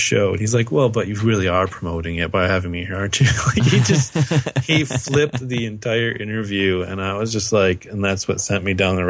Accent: United States; I'm American

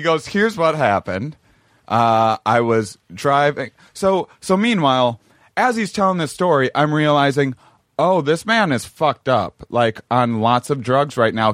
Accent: La Crosse, Wisconsin, United States; Lacrosse, Wisconsin, my hometown

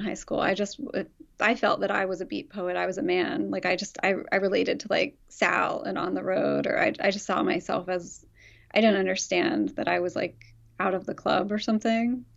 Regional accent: Philadelphia suburbs, Pennsylvania, United States; born or raised there; moved away as an adult; also born or lived in Chicago

